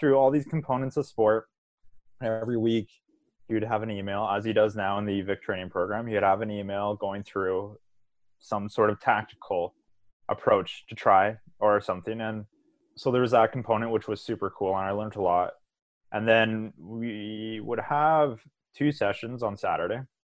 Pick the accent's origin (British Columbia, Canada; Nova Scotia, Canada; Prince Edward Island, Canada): British Columbia, Canada; Victoria; So I went to a small high school called St. Andrews Regional High School. It's right by Elk Lake.